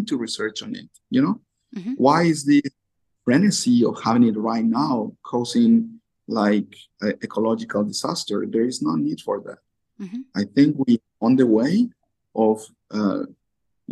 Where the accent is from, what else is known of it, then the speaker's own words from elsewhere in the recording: Colombia; now in Japan; I'm from Colombia